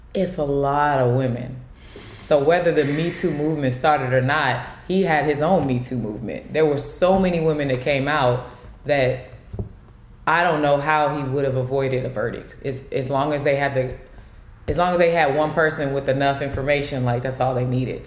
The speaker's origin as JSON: {"language": "English", "region": "California", "country": "United States", "said": "I'm from Cali"}